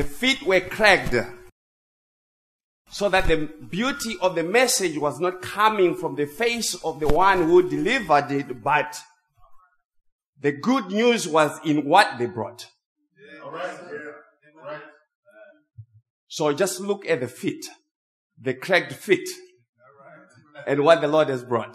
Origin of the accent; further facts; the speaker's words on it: Zimbabwe; English is a second language; moved away; English is my second language. I grew up in Zimbabwe.